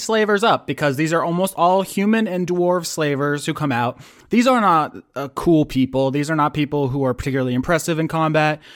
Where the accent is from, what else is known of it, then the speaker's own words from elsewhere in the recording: the South, United States; as an American from the South